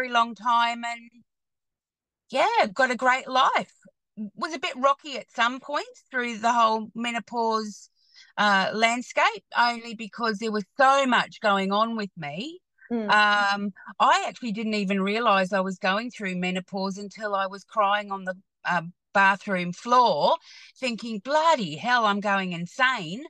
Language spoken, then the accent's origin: English; Hamilton, Waikato, New Zealand; now in Australia; I actually grew up in Hamilton